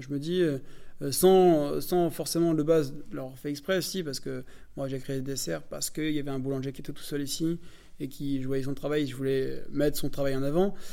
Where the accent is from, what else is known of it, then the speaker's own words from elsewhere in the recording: northern France, France; moi je viens du nord de la France